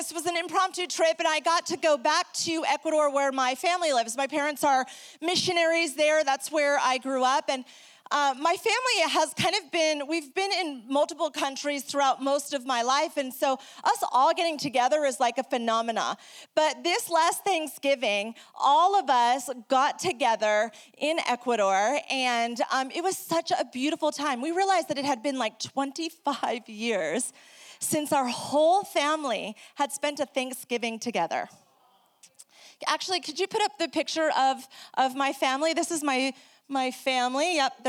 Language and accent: English; New York, United States; also born or lived in South America; If you're trying to figure out my accent, don't try. I am originally from New York. I grew up in South America, hablando español.